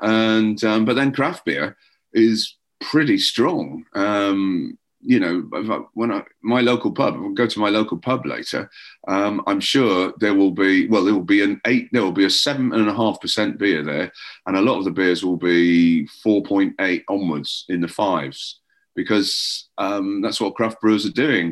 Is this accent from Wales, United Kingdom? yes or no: yes; Llandudno, Wales, United Kingdom; moved away as an adult; now in England; I grew up where I grew up in. It's called Llandudno